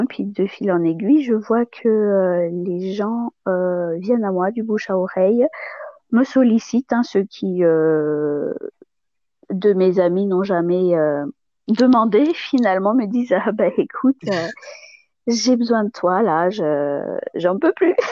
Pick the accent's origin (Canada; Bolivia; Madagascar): Madagascar; moved away as an adult; now in Toulouse area, France; je suis née à Madagascar, j'ai grandi. je suis arrivée en France après le bac pour mes études supérieures.